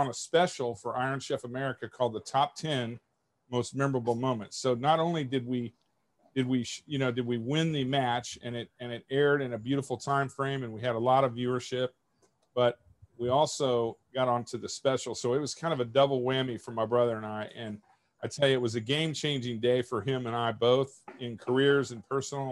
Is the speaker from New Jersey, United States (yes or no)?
no; Kansas City, Missouri, United States; I grew up in Kansas City with a mother and a father that both loved cooking and both loved entertaining